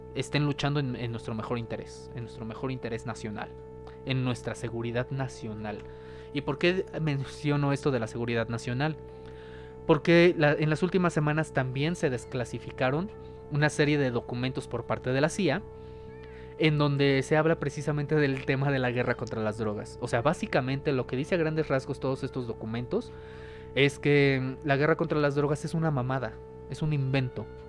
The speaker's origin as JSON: {"language": "Spanish", "country": "Mexico", "said": "nosotros como mexicanos"}